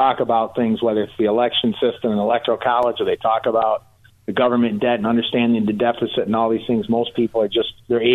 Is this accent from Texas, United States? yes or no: no; Detroit, Michigan, United States; I'm from the Detroit area, and I grew up as, you know, yeah. I went to high school with Mary Barra